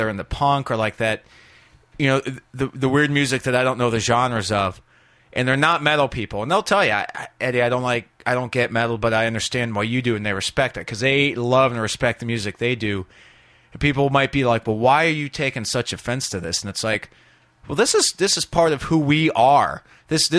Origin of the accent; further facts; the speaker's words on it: Northern Virginia, United States; I was raised in Northern Virginia